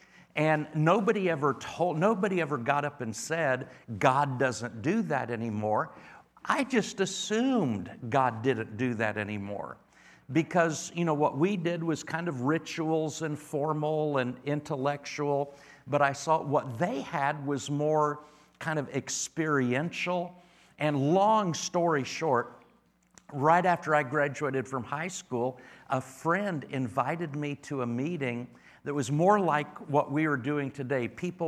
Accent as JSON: {"language": "English", "region": "Indiana", "country": "United States", "said": "be back in the Midwest. I'm from North Central Indiana originally."}